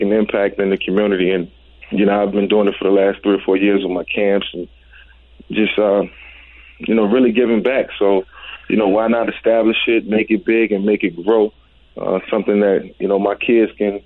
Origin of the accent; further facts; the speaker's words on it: Virginia, United States; moved away; also born or lived in Atlanta / Philadelphia; in Virginia, where my hometown, where I'm from